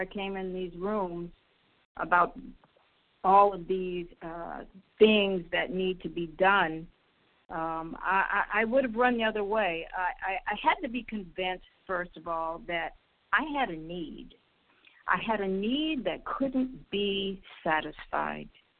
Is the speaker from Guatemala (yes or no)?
no; Israel; I'm from Israel